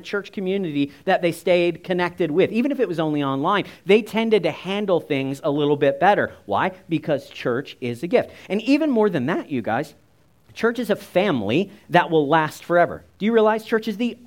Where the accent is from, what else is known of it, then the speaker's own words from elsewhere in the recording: United States; my earthly family looks a lot like me. We're all kind of the same. We're all short. We're all American